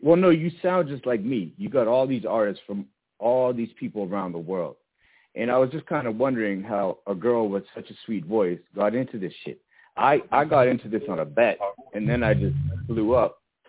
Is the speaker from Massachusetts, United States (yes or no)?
yes; Massachusetts, United States; I'm from Massachusetts.